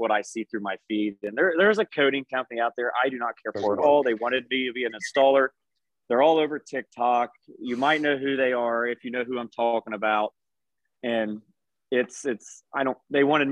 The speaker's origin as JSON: {"language": "English", "area": "north of Cincinnati, near Dayton", "region": "Ohio", "country": "United States", "said": "I'm north of Cincinnati. Just say Cincinnati, Dayton, Ohio"}